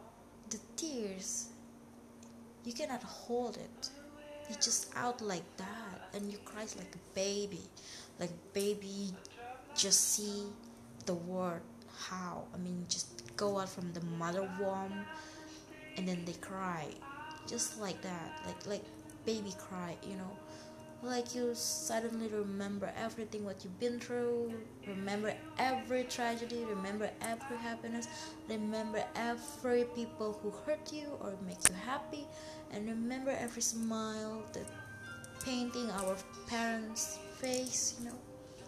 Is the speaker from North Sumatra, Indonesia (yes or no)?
no; Jakarta, Indonesia; English is a second language; now in Bali, Indonesia; I mean, here in Bali, my friend lives in another city, you know, because I came from Jakarta.